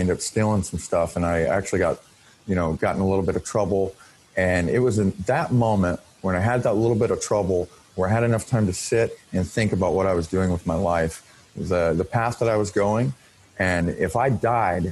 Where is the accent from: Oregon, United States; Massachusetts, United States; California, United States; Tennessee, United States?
Oregon, United States; Portland; now in Vancouver, United States; I grew up mostly in Portland, Oregon